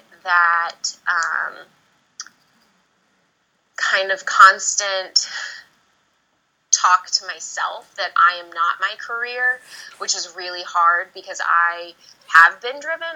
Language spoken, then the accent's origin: English; Virginia, United States; moved away as an adult; also born or lived in Georgia; I'm from Virginia. My family's still in Virginia